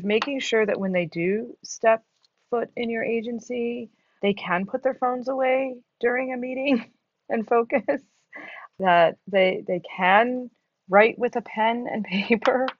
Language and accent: English; New York City, New York, United States; moved away as an adult; now in Syracuse, United States; I'm from New York City. I think it's the greatest city in the world. I miss being there every single day